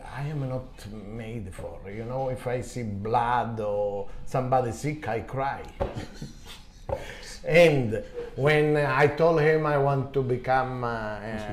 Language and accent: English; Calabria, Italy; English is a second language; now in Japan; my hometown in Calabria, south of Italy